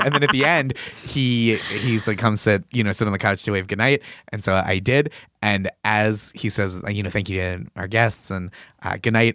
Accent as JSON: {"language": "English", "town": "Boston", "region": "Massachusetts", "country": "United States", "tie": "born or raised there", "moved": "as an adult", "lives_now": "New York, United States", "said": "I'm from Massachusetts originally"}